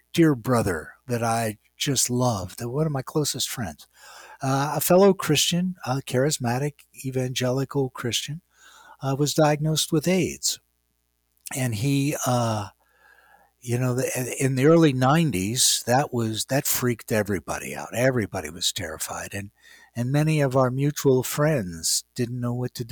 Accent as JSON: {"language": "English", "region": "West Virginia", "country": "United States", "tie": "born or raised there", "moved": "yes", "said": "I grew up in West Virginia."}